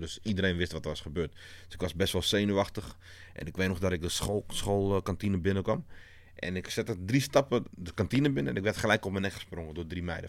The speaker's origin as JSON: {"language": "Dutch", "town": "Amsterdam", "region": "North Holland", "country": "Netherlands", "tie": "born or raised there", "said": "ik groeide op in Amsterdam-West"}